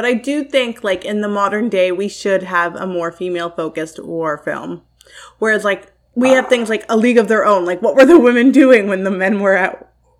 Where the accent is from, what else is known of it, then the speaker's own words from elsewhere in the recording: Canada; I love Canada. Like, yeah. I love living here. I love being a Canadian.